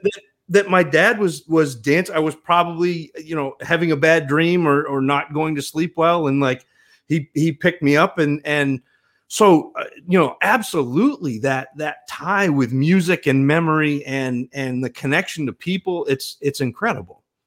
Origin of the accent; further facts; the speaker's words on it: northern Maine, United States; I grew up in northern Maine